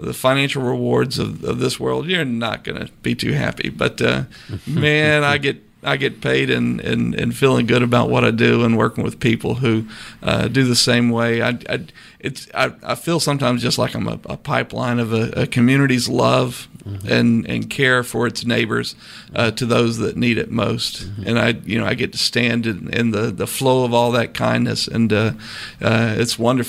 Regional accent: Hinesville, Georgia, United States; also born or lived in Beaufort, South Carolina; now in Savannah, United States; I was born in Hinesville. Lived there till I was 10 and then went over to Beaufort

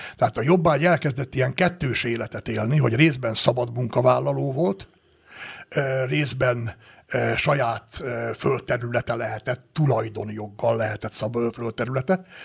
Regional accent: Great Hungarian Plain, Hungary; now in Tokaj region, Hungary; annak a Alföldnek, ahol én születtem, és ahonnan én ide származtam erre a vidékre

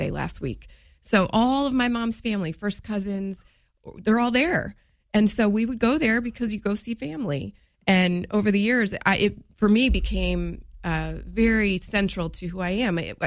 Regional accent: Springfield, Illinois, United States; also born or lived in Nashville, Tennessee; Born and raised in Springfield. Graduated from Sacred Heart Griffin in 1995, the good old days. Left town to go to college down in Nashville

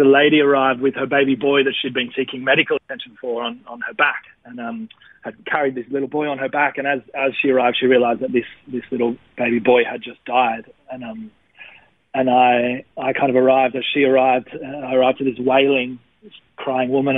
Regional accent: Wollongong, New South Wales, Australia; moved away as an adult; now in Melbourne, Australia; I grew up in Wollongong till I was about... out of high school, maybe 22 or something like

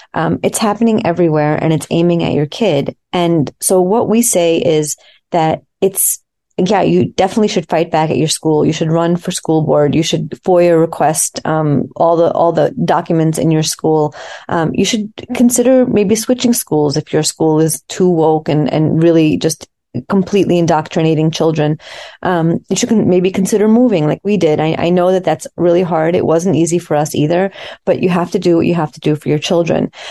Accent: United States; also born or lived in Soviet Union; I um, came to America as a small child

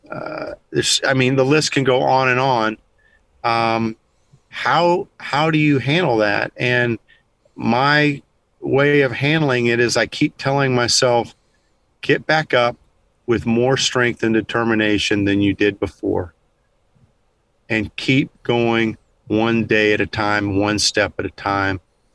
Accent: Kansas, United States; moved away as an adult; now in Texas, United States; I grew up in Kansas

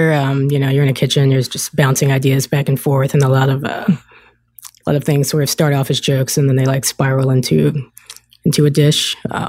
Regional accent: Chesterfield, Virginia, United States; moved away as an adult; also born or lived in Charlotte, North Carolina; I grew up in Chesterfield. That's where I live now.

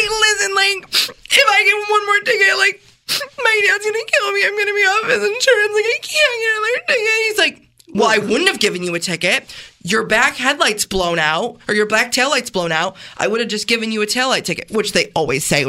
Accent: Canandaigua, New York, United States; I'm from Canandaigua

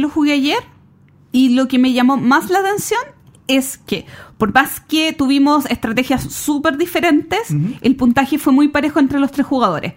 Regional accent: Chile

